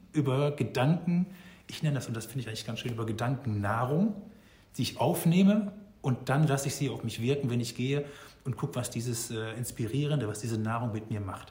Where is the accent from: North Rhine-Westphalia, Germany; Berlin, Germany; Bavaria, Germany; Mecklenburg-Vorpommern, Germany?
North Rhine-Westphalia, Germany; moved away; Ich komme aus Nordrhein-Westfalen ursprünglich